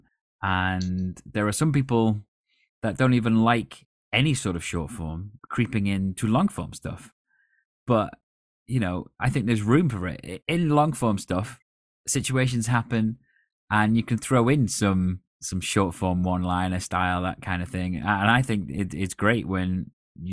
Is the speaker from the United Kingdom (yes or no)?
yes; United Kingdom; as a British person